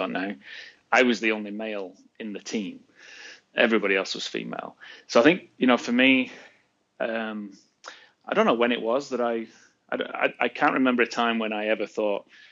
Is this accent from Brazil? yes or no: no; England, United Kingdom; moved away as an adult; also born or lived in Australia / Seoul, South Korea; now in United States; I was born in England, lived in England till I was 23 years old